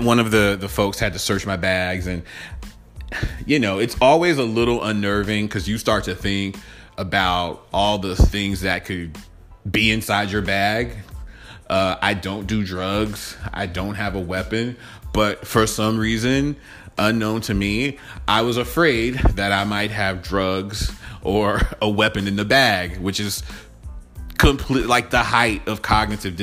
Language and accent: English; Atlanta, Georgia, United States; I'm from Atlanta.